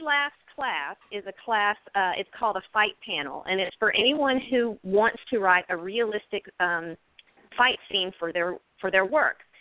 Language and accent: English; Pace, Florida, United States; also born or lived in Houston, Texas; I'm actually from Houston, and I was raised in Pace